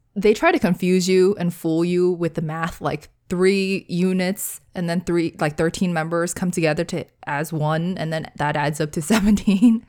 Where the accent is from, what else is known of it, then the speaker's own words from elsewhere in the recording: United States; as an American